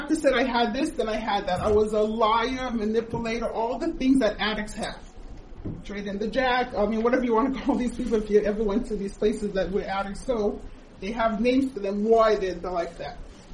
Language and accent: English; Israel; also born or lived in United States; I moved when I was 7 years old to Israel